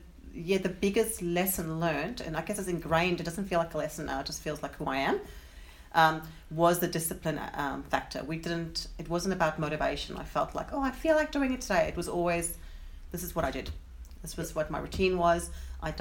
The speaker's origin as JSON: {"language": "English", "town": "Johannesburg", "region": "Gauteng", "country": "South Africa", "tie": "born or raised there", "said": "I grew up in South Africa, in Johannesburg"}